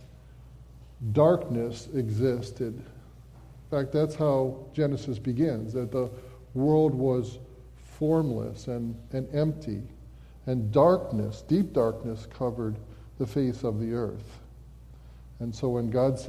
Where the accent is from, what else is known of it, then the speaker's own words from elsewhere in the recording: Ellington, Connecticut, United States; moved away; I have an older brother who actually lives in the house that Mark and I grew up in back in Ellington, Connecticut.